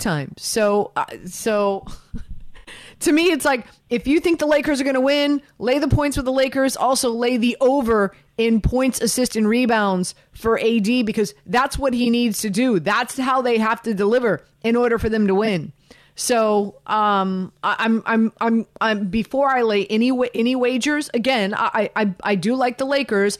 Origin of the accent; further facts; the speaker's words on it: Miami, Florida, United States; I'm from Miami, right? I'm from the 305